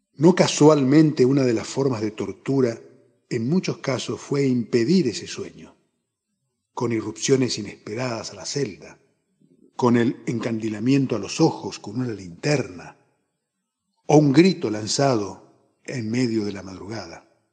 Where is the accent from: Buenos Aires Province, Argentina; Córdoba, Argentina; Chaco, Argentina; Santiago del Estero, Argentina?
Chaco, Argentina; Resistencia; moved away as an adult; now in Corrientes, Argentina; Nací en Resistencia, provincia del Chaco, en 1956. Pero desde hace 36 años vivo en la ciudad de Corrientes